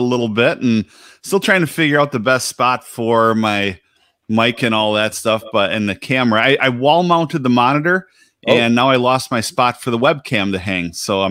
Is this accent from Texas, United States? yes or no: no; Milwaukee, Wisconsin, United States; accent: northern; Okay, well, so I live in my hometown's Milwaukee, Wisconsin. And so if you hear my southern, or rather my northern accent, you know, forgive me